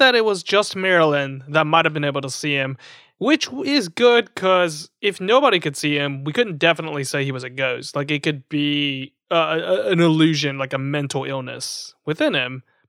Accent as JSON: {"language": "English", "region": "the South", "country": "United States", "said": "We're from the South."}